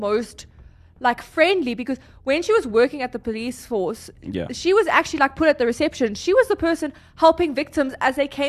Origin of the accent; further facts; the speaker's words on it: South Africa; we are proudly South African.